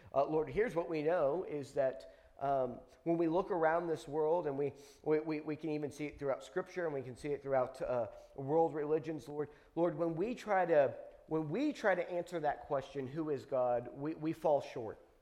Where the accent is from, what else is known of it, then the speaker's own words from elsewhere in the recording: United States; I was born in America